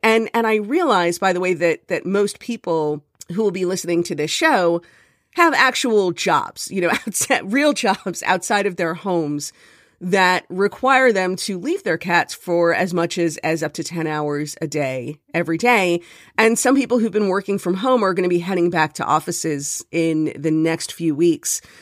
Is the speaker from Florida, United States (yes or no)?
yes; Miami, Florida, United States; now in Jersey City, United States; I'm from Miami